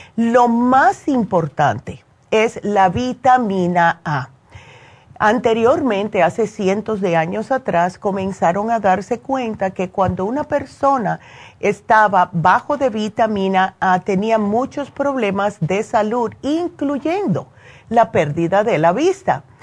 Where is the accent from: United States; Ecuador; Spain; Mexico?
United States; New Jersey; moved away; yo me crié en New Jersey